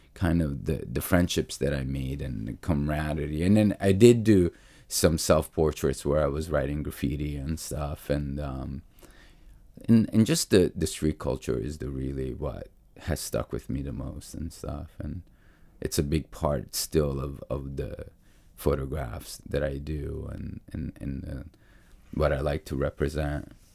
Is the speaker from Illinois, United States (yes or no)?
no; New York, United States; also born or lived in Naples; I grew up in New York in the eighties